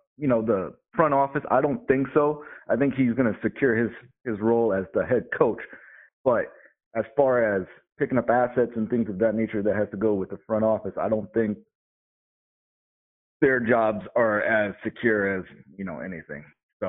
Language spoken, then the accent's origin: English; New York City, New York, United States; now in North Dakota, United States; actually being out here in North Dakota. I'm originally from Flushing, Queens.